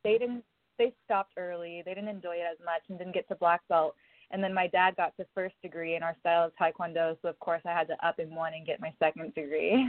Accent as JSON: {"language": "English", "region": "Oklahoma", "country": "United States", "tie": "born or raised there", "also_born_or_lived": "Tennessee", "moved": "yes", "lives_now": "Los Angeles, United States", "said": "I was born in Tennessee, but I spent a lot of my lifetime being raised in Oklahoma on a ranch"}